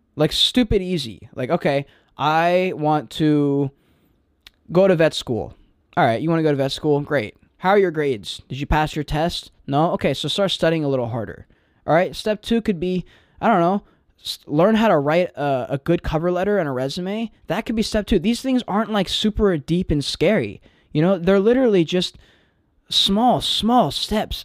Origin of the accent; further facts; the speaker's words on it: Charleston, South Carolina, United States; I'm living in Charleston, my hometown